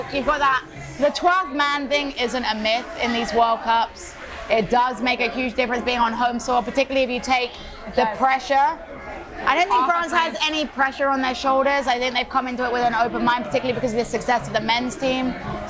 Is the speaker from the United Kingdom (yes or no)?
yes; England, United Kingdom; I am English.